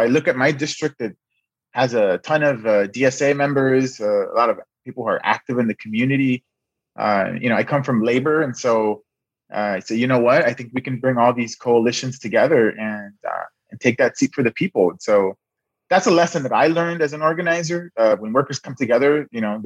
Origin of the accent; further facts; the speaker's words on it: Los Angeles, California, United States; I was born and raised in South Central Los Angeles